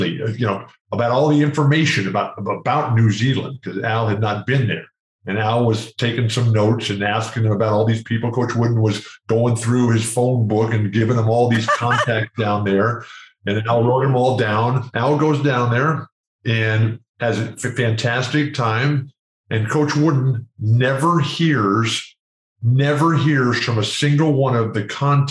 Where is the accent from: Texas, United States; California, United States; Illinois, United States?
California, United States; San Diego; in San Diego, which is my hometown